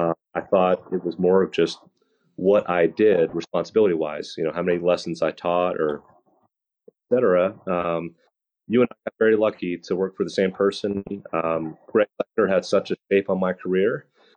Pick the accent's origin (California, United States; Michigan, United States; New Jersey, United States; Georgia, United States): New Jersey, United States; I grew up playing baseball and hockey growing up in New Jersey